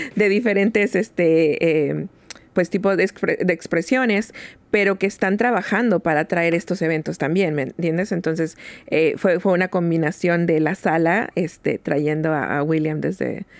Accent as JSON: {"language": "Spanish", "country": "Mexico", "moved": "yes", "lives_now": "Seattle, United States", "said": "nosotros los ah, mexicanos"}